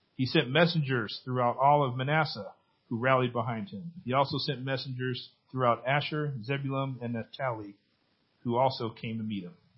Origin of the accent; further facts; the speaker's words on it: Benicia, California, United States; in my hometown. Um, our church, Benicia Bible Church